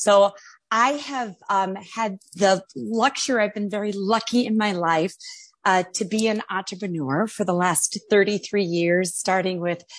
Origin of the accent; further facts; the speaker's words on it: Chicago, Illinois, United States; that led me to opening and winning licenses and opening dispensaries near my hometown in Chicago, Illinois.